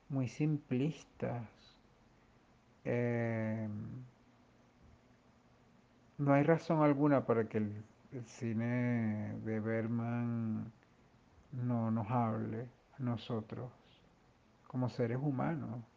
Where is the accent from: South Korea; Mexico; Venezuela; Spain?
Venezuela; como venezolanos también somos más occidentales que orientales.